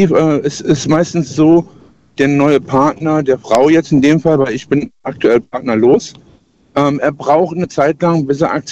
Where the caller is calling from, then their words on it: Lahnstein, Rhineland-Palatinate, Germany; Ich komme aus Lahnstein.